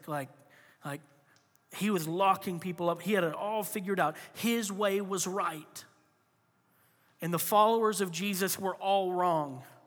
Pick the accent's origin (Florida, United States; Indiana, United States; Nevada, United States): Florida, United States; moved away; I grew up in Florida